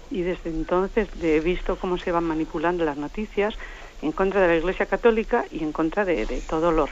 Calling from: Madrid, Community of Madrid, Spain; de Madrid.

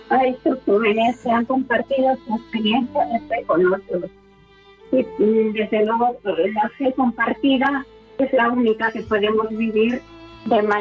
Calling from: Madrid, Community of Madrid, Spain; Eh, soy una anónima de Madrid.

